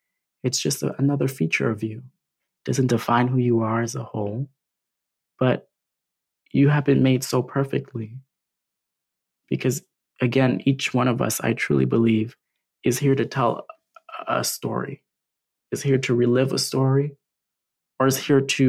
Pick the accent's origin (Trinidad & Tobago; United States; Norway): Trinidad & Tobago; specifically that I'm from Trinidad and Tobago.